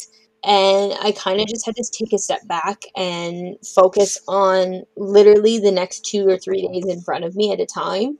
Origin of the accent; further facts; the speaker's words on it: Northern Ontario, Canada; I'm from Northern Ontario